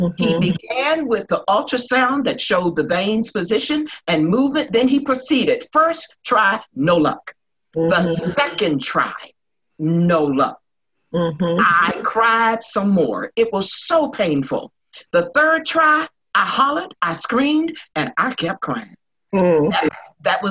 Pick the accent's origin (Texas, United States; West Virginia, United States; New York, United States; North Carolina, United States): West Virginia, United States; Charleston; I'm from West Virginia, up on the hill, Red's Hill, where T.D. Jakes used to preach in my aunt's church